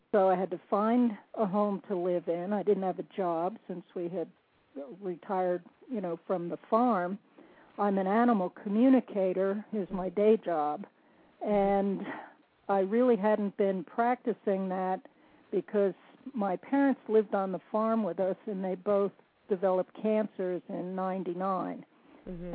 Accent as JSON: {"language": "English", "region": "New Jersey", "country": "United States", "tie": "born or raised there", "moved": "as an adult", "lives_now": "North Carolina, United States", "said": "a Jersey girl, born and raised in New Jersey, although I'm currently living in the mountains of North Carolina."}